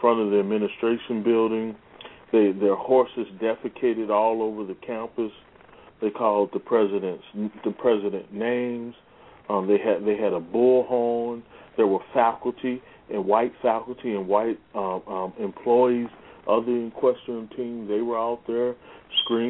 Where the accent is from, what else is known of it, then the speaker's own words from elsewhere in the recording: St. Louis, Missouri, United States; my hometown, St. Louis, Missouri